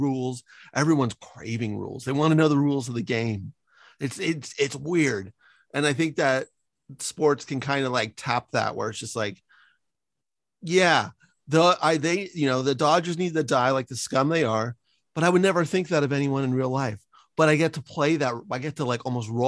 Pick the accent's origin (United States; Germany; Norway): United States; San Francisco, California; moved away; also born or lived in Los Angeles area (implied); I live in enemy territory because I grew up in San Francisco